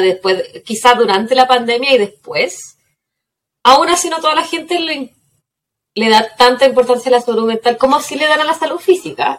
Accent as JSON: {"language": "Spanish", "country": "Chile", "said": "soy de Chile"}